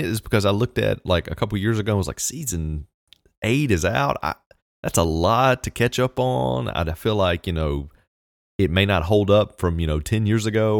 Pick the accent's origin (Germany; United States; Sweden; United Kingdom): United States; the South; I'm from the South. I see a lot of it, I guess.